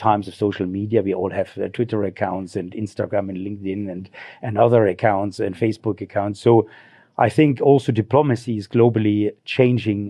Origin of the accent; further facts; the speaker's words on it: Germany; moved away as an adult; now in Zimbabwe; I grew up in Germany in a small village